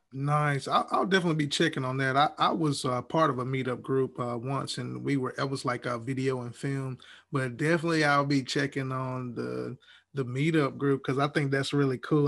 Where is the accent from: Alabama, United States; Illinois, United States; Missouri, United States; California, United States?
Alabama, United States; Huntsville; moved away; I'm originally from Huntsville, Alabama, so we we say Coke